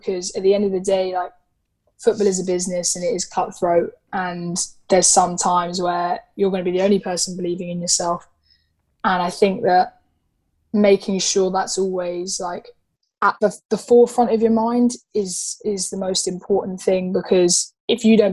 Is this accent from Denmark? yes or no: no; England, United Kingdom; I'm as English as I am Irish. Yes, I've lived in England